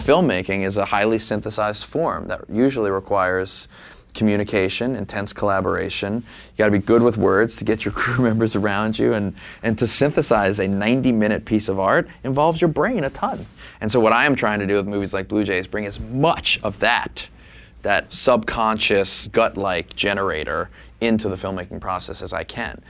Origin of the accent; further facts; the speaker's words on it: New Orleans, Louisiana, United States; Jay and I grew up in New Orleans